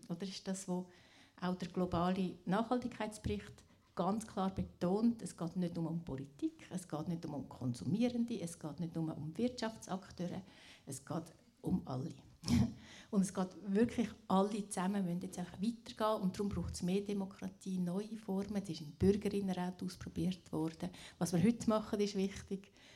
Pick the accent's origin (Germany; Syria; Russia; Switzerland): Switzerland; Glarus; Ich komme aus dem Landsgemeinde, Kanton Glaris